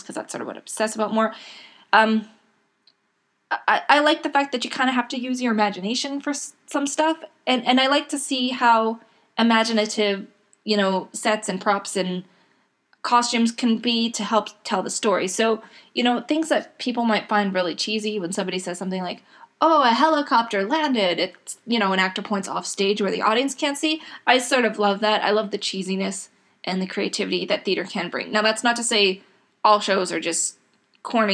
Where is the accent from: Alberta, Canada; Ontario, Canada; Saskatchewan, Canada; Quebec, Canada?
Alberta, Canada; Edmonton; now in Edmonton, Canada; I was born in Edmonton, Canada. I grew up in a small city outside of Edmonton